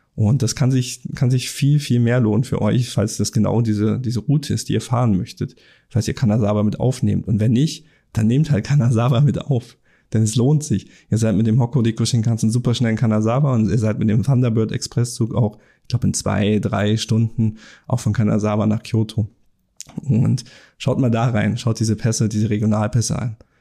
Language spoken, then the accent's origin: German; Germany; bei uns in Deutschland